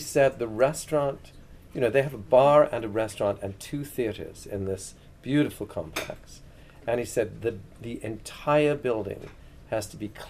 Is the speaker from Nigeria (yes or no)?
no; England, United Kingdom; when I grew up in England, pub hours were so restricted.